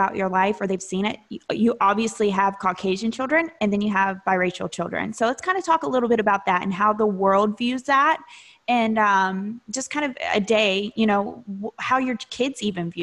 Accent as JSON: {"language": "English", "region": "the South", "country": "United States", "tie": "born or raised there", "said": "I grew up in the South"}